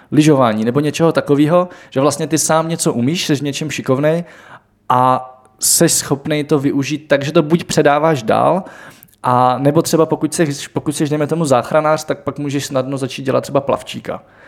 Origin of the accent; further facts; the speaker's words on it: Czechia; my jako Češi